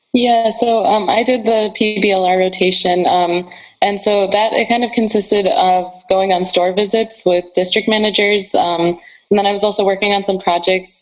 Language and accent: English; Rochester, Michigan, United States; moved away; I'm originally from Rochester, Michigan.